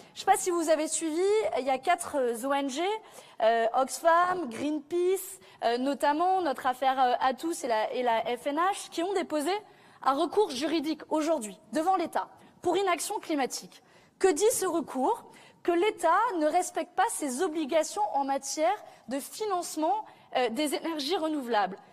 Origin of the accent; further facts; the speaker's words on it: south of France, France; moi je viens du sud de la France